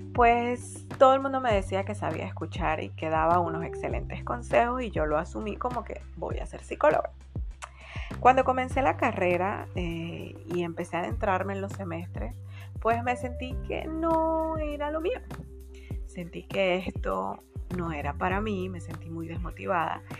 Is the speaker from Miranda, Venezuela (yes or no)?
yes; San Antonio de los Altos, Miranda, Venezuela; moved away as an adult; also born or lived in Caracas, Venezuela; now in Panama; Nací en Caracas, Venezuela, una hermosa ciudad. Y luego de mis primeros cinco meses de vida nos fuimos a vivir a las afueras de Caracas, un pueblito hermoso llamado San Antonio de los Altos.